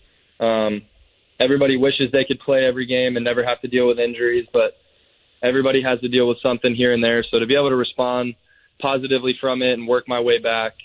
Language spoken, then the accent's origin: English; DeLeon Springs, Florida, United States; I'm from DeLeon Springs. So it was right down the road. I got to stay with my family